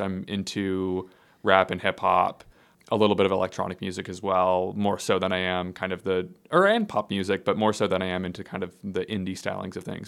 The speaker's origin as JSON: {"language": "English", "town": "Skokie", "region": "Illinois", "country": "United States", "tie": "born or raised there", "also_born_or_lived": "Evanston, Illinois", "moved": "yes", "lives_now": "Nashville, United States", "said": "I grew up in Skokie."}